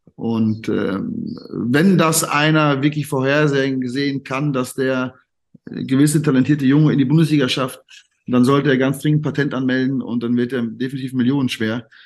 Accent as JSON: {"language": "German", "area": "Siegerland", "region": "North Rhine-Westphalia", "country": "Germany", "tie": "born or raised there", "also_born_or_lived": "Cologne", "said": "ich bin ja, ich bin ja eigentlich gebürtiger Kölner. Ähm, meine Eltern kommen ja beide aus dem Siegerland. Ja. Und dann bin ich mit viereinhalb, also ich weiß es nicht mehr, aber bin ich anscheinend zurück ins Siegerland gezogen. Und von daher habe ich ja dort meine ganze Jugend und meine ganze Kindheit verbracht"}